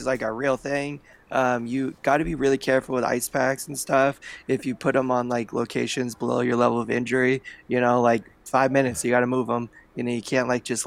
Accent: Bay Area, California, United States; moved away as an adult; now in Southern California, United States; I grew up in the Bay Area

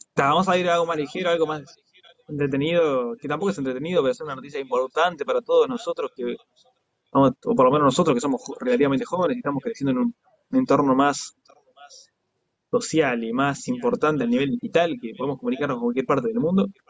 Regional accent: Uruguay; en Uruguay somos súper racistas

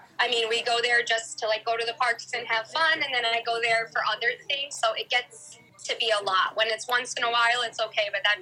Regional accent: New York, United States; moved away as an adult; now in Gainesville, United States; I am 34 years old, and I'm from New York, but I live in Gainesville, Florida right now. We've been here for probably like two and a half years now

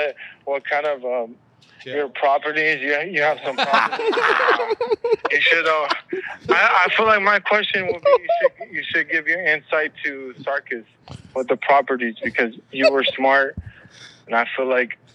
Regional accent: Orange County, California, United States; I'm from Orange County, actually.

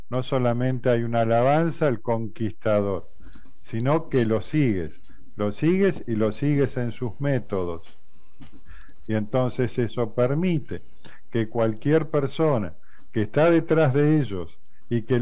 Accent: Argentina; Eh, yo soy de Argentina. Argentina ganó algunos mundiales de fútbol.

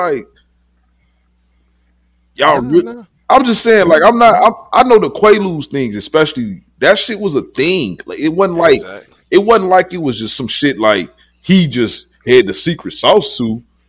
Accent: Chicago, Illinois, United States; I'm from Chicago, bro.

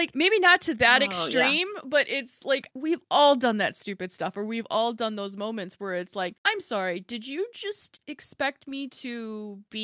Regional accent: Chicago, Illinois, United States; I'm from Chicago.

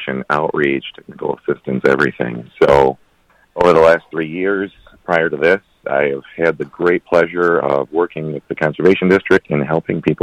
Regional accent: Flushing, Michigan, United States; also born or lived in Flint, Michigan; I was born in Flint and raised in Flushing

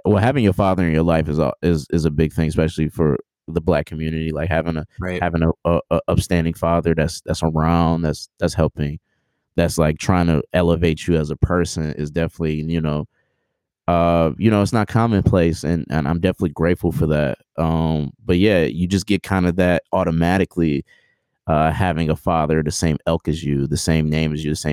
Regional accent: Oak Park, Michigan, United States; also born or lived in Detroit; I'm from Detroit, born and raised, grew up. I actually grew up in Oak Park, which is a suburb around Detroit.

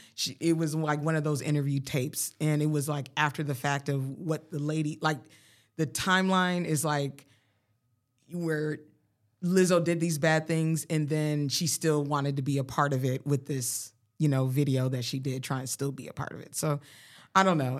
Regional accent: Colorado, United States; moved away; I was from Colorado

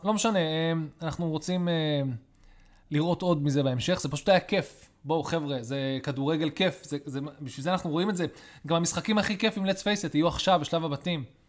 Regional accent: Israel; גדלנו בארץ ישראל

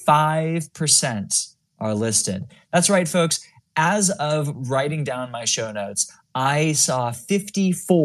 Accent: California, United States; I'm from California

